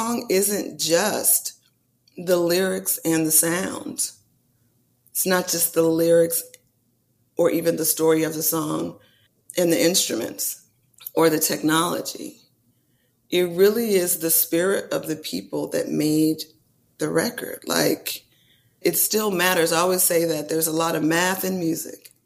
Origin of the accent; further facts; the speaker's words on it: California, United States; me being a California girl